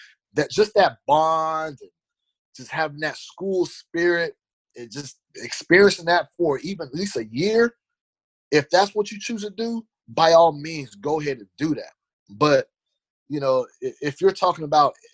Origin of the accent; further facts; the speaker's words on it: Fresno, California, United States; My hometown